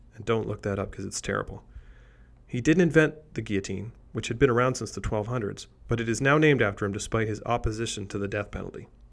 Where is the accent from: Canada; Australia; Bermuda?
Canada; despite being Canadian, I don't speak French